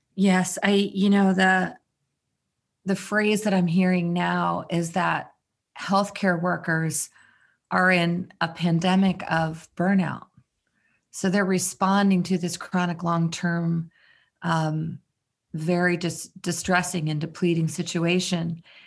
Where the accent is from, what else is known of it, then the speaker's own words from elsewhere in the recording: Maryland, United States; I'm from Maryland.